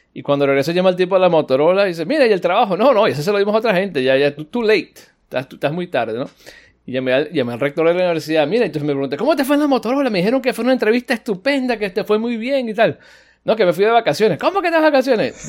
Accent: United States; soy americano

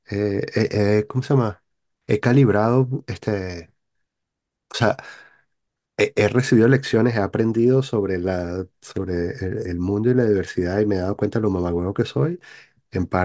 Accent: Paris, Île-de-France, France; Y que, ah, ¿y usted de dónde es? No, yo soy de París.

